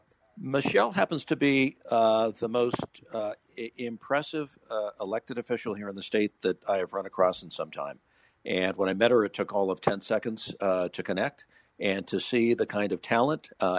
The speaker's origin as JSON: {"language": "English", "town": "Los Angeles", "region": "California", "country": "United States", "tie": "born or raised there", "moved": "yes", "lives_now": "Utah, United States", "said": "seventh generation Utahn. I was born in California, raised in Los Angeles, lived back east"}